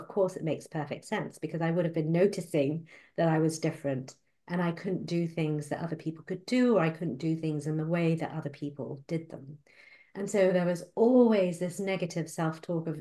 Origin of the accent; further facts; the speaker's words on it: Malaysia; moved away; I was born and brought up in Malaysia